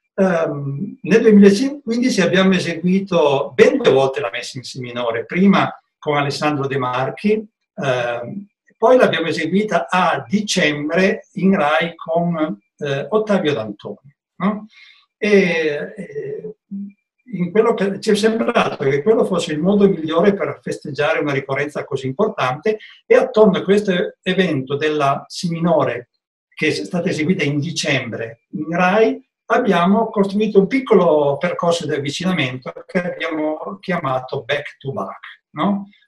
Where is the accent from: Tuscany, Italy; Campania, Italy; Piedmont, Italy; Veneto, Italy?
Piedmont, Italy; io da buon piemontese